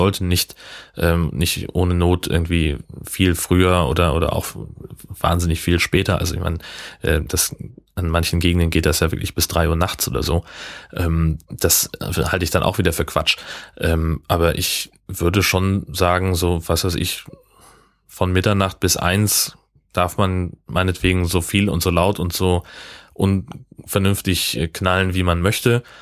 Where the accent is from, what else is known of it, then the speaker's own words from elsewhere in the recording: Hesse, Germany; Nee, Heimatdorf da wo ich groß geworden bin, äh, in Hessen, äh, da gibt's